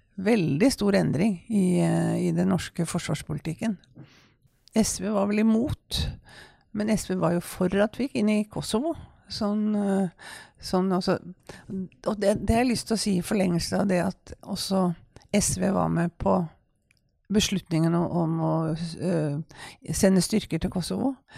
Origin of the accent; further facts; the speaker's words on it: Kongsberg, Buskerud, Norway; jeg kom jo fra Kongsberg